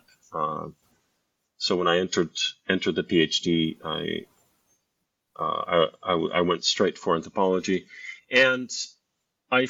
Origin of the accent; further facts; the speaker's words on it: United States; also born or lived in Scotland; I'm originally from the United States